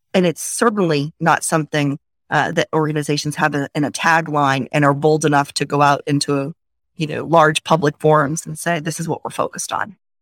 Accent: Maine, United States; moved away; also born or lived in Washington, District of Columbia, United States; I grew up in Maine, so came from a small town, a small community

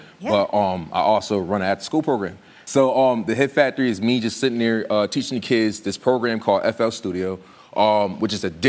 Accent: New Britain, Connecticut, United States; I work right at my hometown in public school system in New Britain, Connecticut.

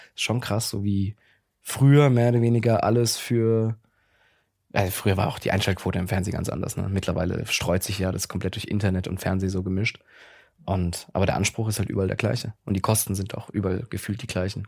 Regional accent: Mannheim, Baden-Württemberg, Germany; moved away as an adult; now in Berlin, Germany; Ich komme aus Mannheim-Gegend. Ich bin okay. gebürtiger Mannheimer.

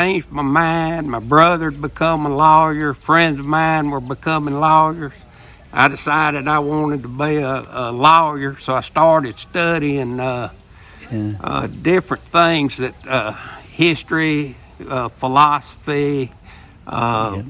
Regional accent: Winfield, Louisiana, United States; I was born in Winfield, Louisiana. That's in north central Louisiana

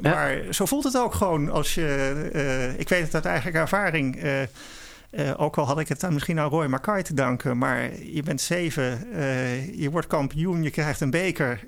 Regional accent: Netherlands; wij als Nederlanders

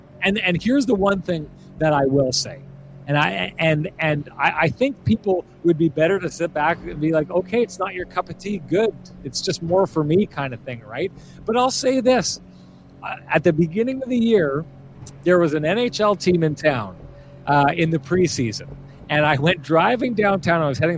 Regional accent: Lac du Bonnet, Manitoba, Canada; also born or lived in Pinawa; Born in the Pinawa Hospital, right near the banks, the lovely banks of the Winnipeg River. Grew up in Paradise.

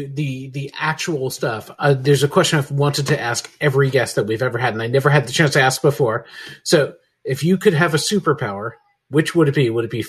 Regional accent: United States; now in United Kingdom; as an American living in the UK

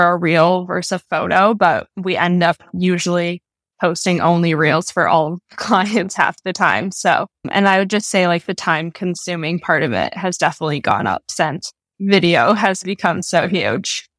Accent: Minnesota, United States; moved away as an adult; also born or lived in New York / Colorado; I was born and raised in Minnesota

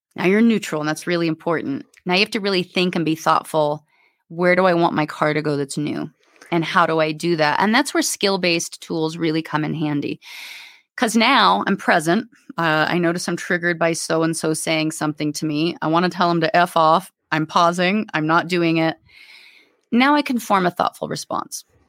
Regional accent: Alaska, United States; also born or lived in Anchorage / Homer; I was raised in Alaska.

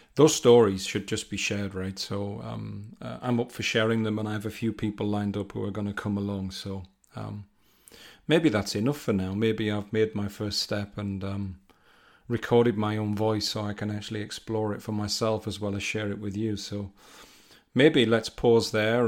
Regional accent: North East England, United Kingdom; now in Rugby, United Kingdom; I'm from the northeast of England, but I'm living in the Midlands

